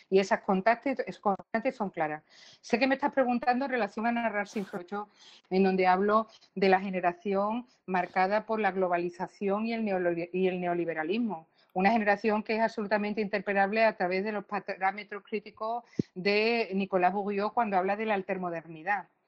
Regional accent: Colombia; como vosotros soy colombiano

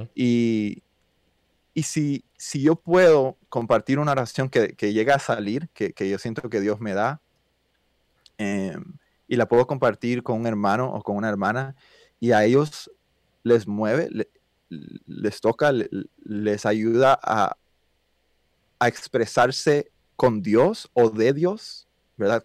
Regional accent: United States; first language Spanish; also born or lived in Cuba / Miami, Florida; now in Atlanta, United States; yo viví toda la vida aquí en los Estados Unidos, vaya, desde los cuatro años.

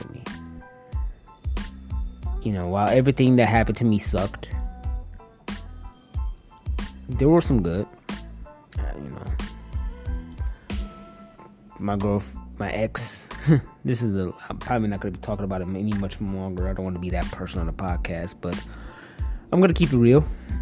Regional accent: Detroit, Michigan, United States; moved away as an adult; also born or lived in Northwest Indiana; Detroit, my hometown

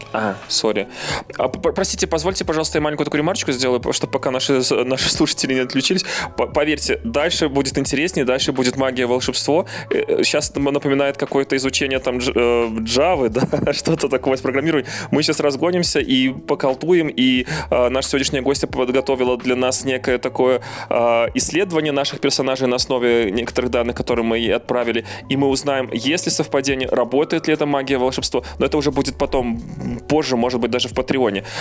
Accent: Belarus; now in Lviv, Ukraine; Я из Львова, но я белорус, и сердцем я с Беларусью

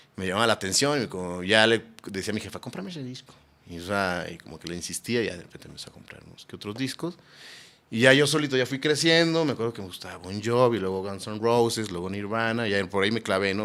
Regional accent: Guadalajara, Jalisco, Mexico; yo nací en Guadalajara.

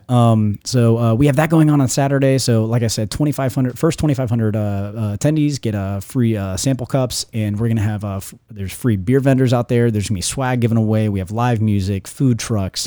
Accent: Newport News, Virginia, United States; moved away as an adult; now in Florida, United States; where I grew up in Newport News

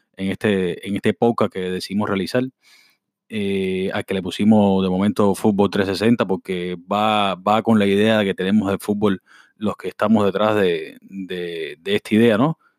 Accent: Cuba; todos somos cubanos

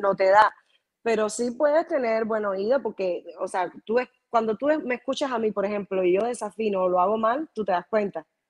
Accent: Havana, La Habana, Cuba; also born or lived in Cienfuegos, Cuba; now in Miami, United States; yo nací realmente en Cienfuegos. Eh, mi mamá y mi papá estaban trabajando eventualmente en esos tiempos allá en Cienfuegos y llegué yo y entonces mi mamá parió en Cienfuegos, pero Cienfuegos no me registró y obviamente mi mamá y mi papá automáticamente se fueron de nuevo para La Habana y me registraron en La Habana y, entonces yo no tengo recuerdo de Cienfuegos, no tengo, pero, y me considero de L

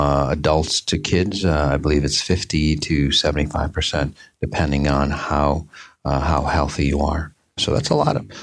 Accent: Minneapolis, Minnesota, United States; my hometown, Minneapolis, St. Paul area

